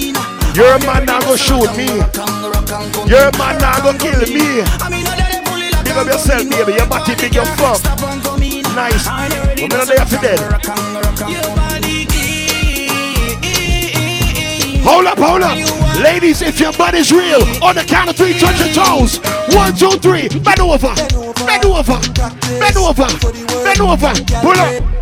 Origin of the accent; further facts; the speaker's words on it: Portmore, Saint Catherine, Jamaica; now in Washington, D.C., United States; I'm from Portmore